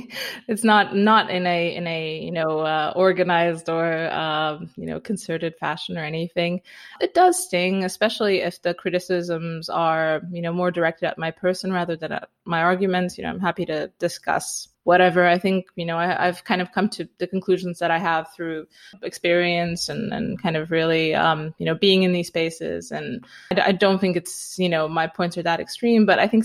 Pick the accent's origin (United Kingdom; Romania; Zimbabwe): Romania; I grew up in Romania, partly in a small town and partly in the mountains because we had a cabin